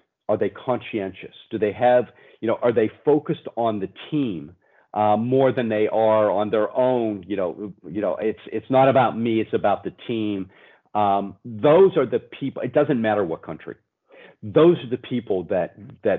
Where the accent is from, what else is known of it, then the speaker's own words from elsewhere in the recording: Pennsylvania, United States; I'm some kid from Pennsylvania in the US